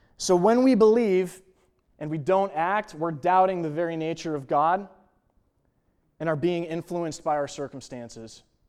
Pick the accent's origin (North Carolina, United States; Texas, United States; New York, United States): New York, United States; Buffalo; moved away as an adult; now in Kansas, United States; I grew up in Buffalo, New York, and moved out here to Kansas